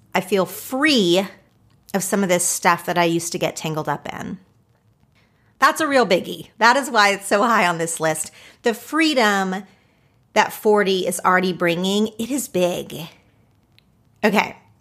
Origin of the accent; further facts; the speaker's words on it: Oklahoma, United States; now in Los Angeles, United States; growing up in Oklahoma, living in Los Angeles